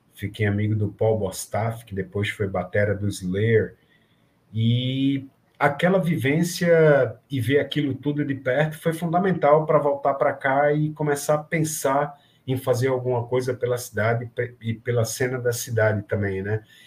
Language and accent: Portuguese; Recife, Pernambuco, Brazil; alguém de Recife, de Pernambuco